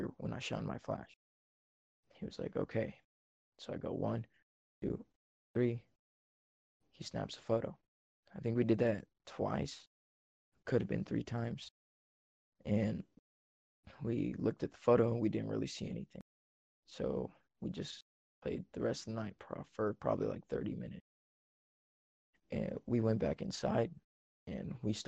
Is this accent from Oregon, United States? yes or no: yes; Central Oregon, United States; I'm from Central Oregon.